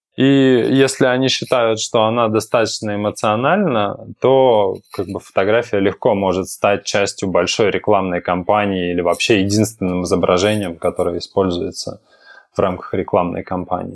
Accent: Yaroslavl, Yaroslavl Oblast, Russia; Я, кстати, из Ярославля э, родом

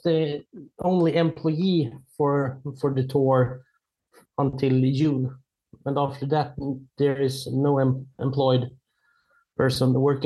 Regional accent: Sweden; I am from Sweden.

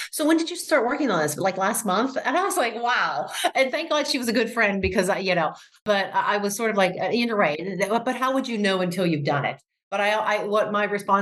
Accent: Pittsburgh, Pennsylvania, United States; moved away as an adult; also born or lived in Chicago; now in Pittsburgh, United States; I am a native Pittsburgher

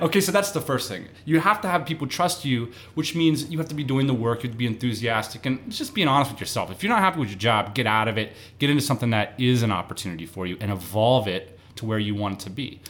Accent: East Coast, United States; moved away; also born or lived in San Diego; we both lived in San Diego. We're both from the East Coast

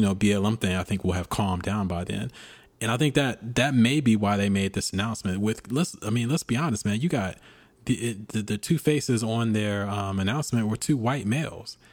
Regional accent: United States; being an American, uh, being a black American

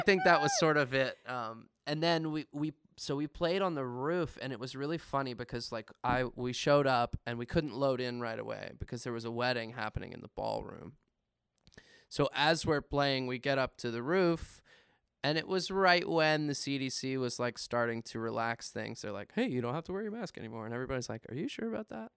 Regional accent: Winchester, Virginia, United States; Winchester is kinda my hometown

